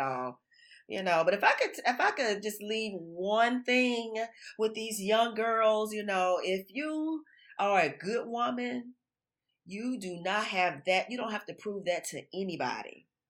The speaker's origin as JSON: {"language": "English", "region": "Florida", "country": "United States", "moved": "yes", "lives_now": "Texas, United States", "said": "I'm from Florida, and I moved to Texas in two thousand five"}